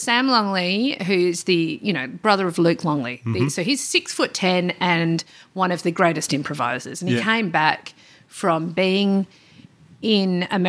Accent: Perth, Western Australia, Australia; I grew up before the gentrification.

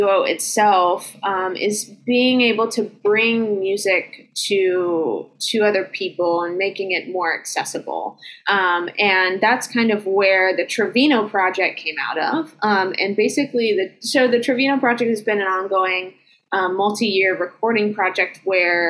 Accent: Asheville, North Carolina, United States; moved away as an adult; now in Michigan, United States; I grew up in Asheville.

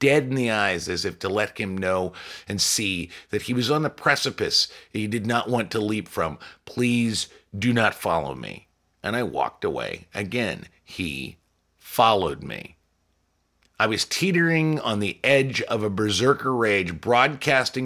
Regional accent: Chicago, Illinois, United States; I'm from Chicago. Chicago's got a rough reputation, and sure, there are bad things about the place, but after 30 years there

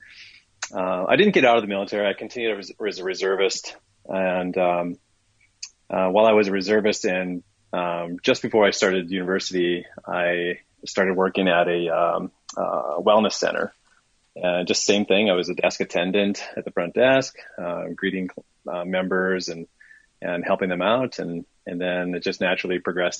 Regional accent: Minnesota, United States; moved away as an adult; I was from Minnesota and living in Minnesota at the time

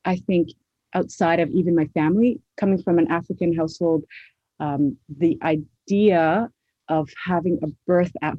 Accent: Toronto, Ontario, Canada; I am a Somali born and raised in Toronto, Canada

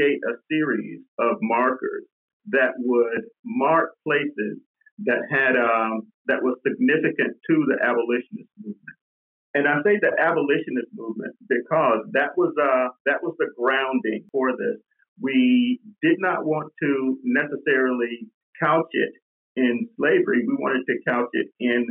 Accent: Georgia, United States; moved away as an adult; now in Maine, United States; I came to Maine, I guess, maybe in 2003, and I grew up in Georgia

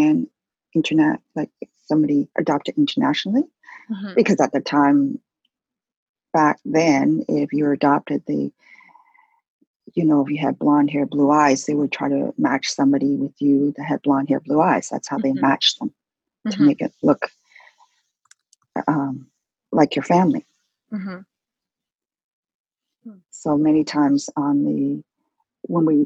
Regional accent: Canada; I'm really Canadian

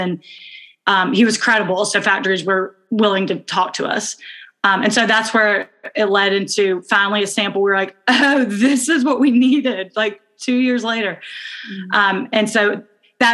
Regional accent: Birmingham, Alabama, United States; moved away as an adult; we are identical twins. We're from Birmingham, Alabama

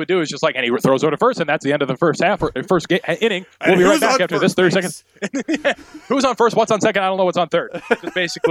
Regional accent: Bismarck, North Dakota, United States; now in Missoula, United States; I was born in Bismarck, North Dakota.

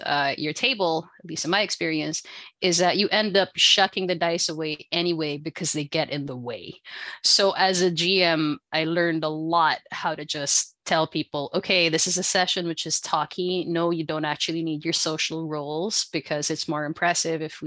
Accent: Philippines; now in Canada; I am from the Philippines, but now here in Canada

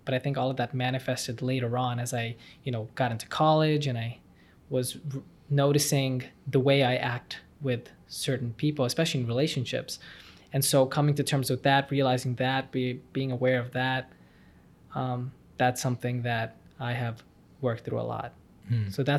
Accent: Dallas, Texas, United States; also born or lived in Punjab, India; I was born in India when I was in Punjab, and so when I was 3 years old, my dad and my mom and I moved to Dallas, Texas

